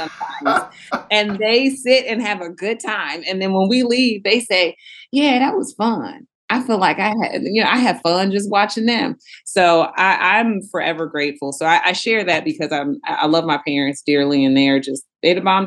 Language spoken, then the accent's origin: English; Houston, Texas, United States; moved away as an adult; I'm from Houston, Texas, but I've lived a little bit of everywhere